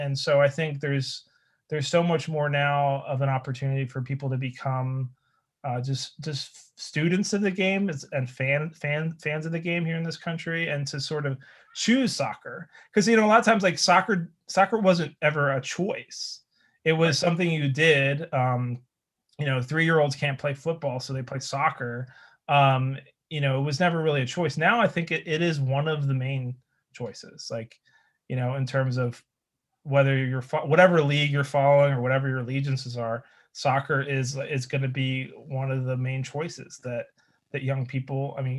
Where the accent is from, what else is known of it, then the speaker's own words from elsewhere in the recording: Philadelphia, Pennsylvania, United States; as a Philadelphian. So you know, South Jerseyan or from the area of Philadelphia.